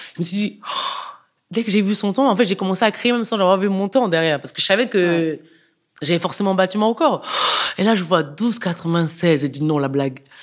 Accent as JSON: {"language": "French", "country": "Cameroon", "moved": "yes", "lives_now": "France", "said": "je viens du Cameroun."}